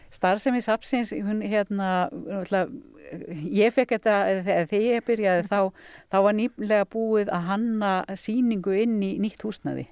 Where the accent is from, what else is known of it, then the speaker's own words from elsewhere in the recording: Hvanneyri area, Borgarfjörður, Western Region, Iceland; ég er búndi á næsta bæ, Össu, er þar með smá fjárpústikap og fætt þar upp alinn